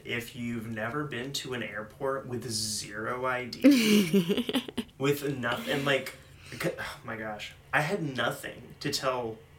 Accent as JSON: {"language": "English", "region": "North Carolina", "country": "United States", "said": "I am from North Carolina, and that's where I'm going."}